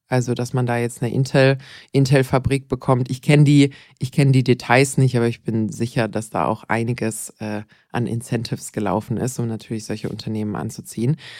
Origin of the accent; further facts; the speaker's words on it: Bad Wildbad, Baden-Württemberg, Germany; Bad Wildbad, meine Heimatgemeinde